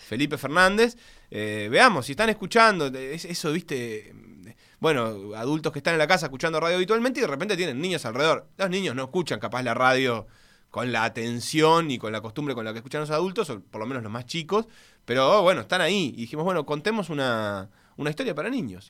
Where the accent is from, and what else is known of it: Uruguay; born or raised there; also born or lived in Buenos Aires, Argentina